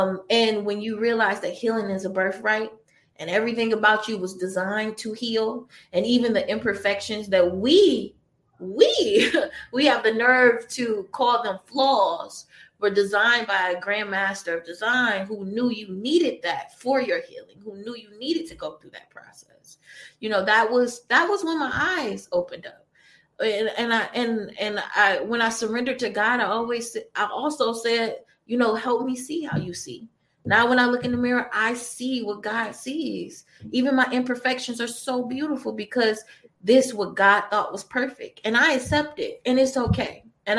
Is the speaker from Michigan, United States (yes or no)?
yes; Detroit, Michigan, United States; now in Santa Monica, United States; when I tell people that I came from Detroit and I moved to Santa Monica, California, one of the most beautiful places in the world, right off the beach